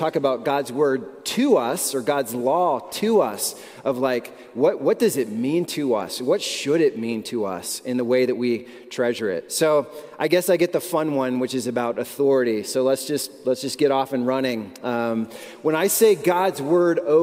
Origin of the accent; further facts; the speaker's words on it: United States; we are American